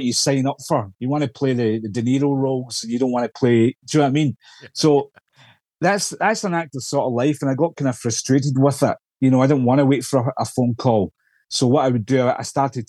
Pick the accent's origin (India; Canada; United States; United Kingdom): United Kingdom; Scotland; accent: Scottish